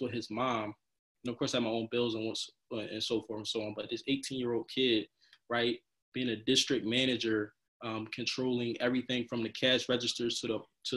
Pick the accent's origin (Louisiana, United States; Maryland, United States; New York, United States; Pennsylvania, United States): Pennsylvania, United States; Darby; I'm coming home in Darby where people are hanging out on the corner